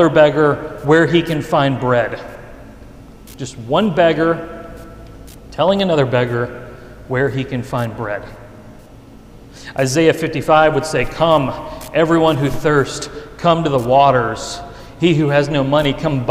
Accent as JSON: {"language": "English", "region": "the Bible Belt", "country": "United States", "tie": "born or raised there", "said": "It was in my hometown"}